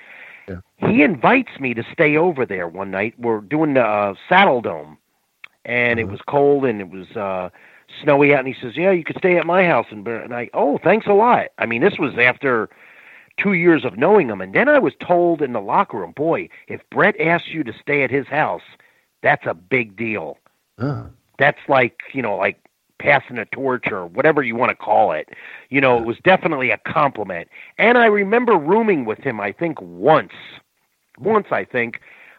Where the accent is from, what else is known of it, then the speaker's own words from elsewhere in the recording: Florida, United States; I'm from Florida. I'm at home.